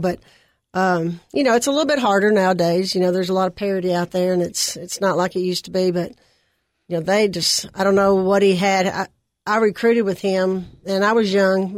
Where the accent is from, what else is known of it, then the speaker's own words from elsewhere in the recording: Nashville, Tennessee, United States; also born or lived in Cookeville, Tennessee; I grew up in West Nashville